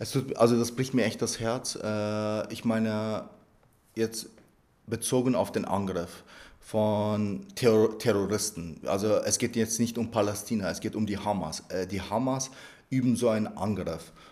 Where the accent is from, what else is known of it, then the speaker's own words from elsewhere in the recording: Bavaria, Germany; Sie wissen ja, dass ich einen Migrationshintergrund habe, ich komme ja aus Niederbayern.